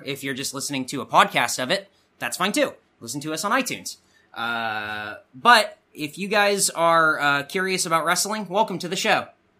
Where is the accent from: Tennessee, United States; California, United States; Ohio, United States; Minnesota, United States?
California, United States; Southern; we're from Southern California.